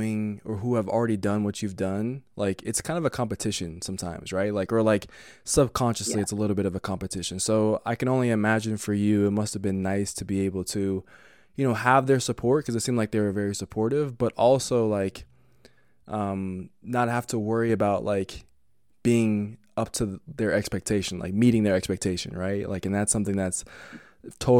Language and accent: English; Colorado, United States; I'm from Colorado